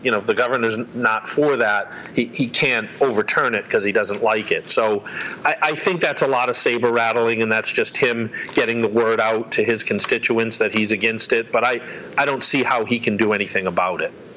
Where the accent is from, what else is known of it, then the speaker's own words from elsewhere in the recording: North Attleboro, Massachusetts, United States; my hometown in North Attleboro